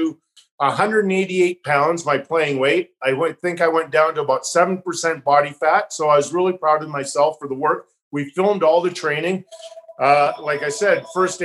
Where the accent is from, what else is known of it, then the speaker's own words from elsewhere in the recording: Calgary, Alberta, Canada; moved away; first team I went to were the Calgary Flames, my hometown